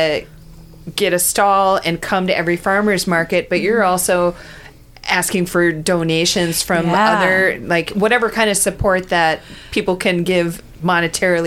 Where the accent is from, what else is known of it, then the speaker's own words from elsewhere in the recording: Elk River, Minnesota, United States; I grew up in Elk River